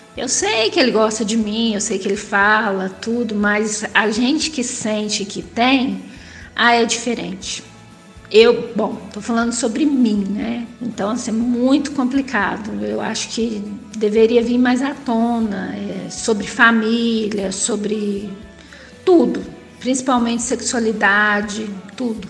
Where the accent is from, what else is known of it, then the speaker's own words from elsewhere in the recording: interior of São Paulo, Brazil; Sou do interior de São Paulo